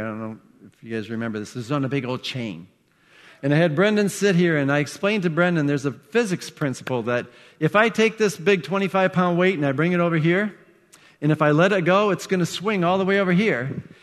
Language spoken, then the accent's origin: English; Iowa, United States; I grew up in Iowa.